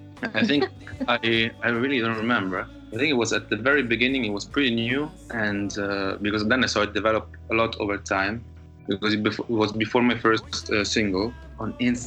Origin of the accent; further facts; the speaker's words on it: Lisbon, Portugal; English is a second language; moved away as an adult; now in Berlin, Germany; I need some waves, I need some sun, I need some water, and I miss it because of coming from there, you know, here in Berlin, I'm in Germany since 8 years, and that's enough.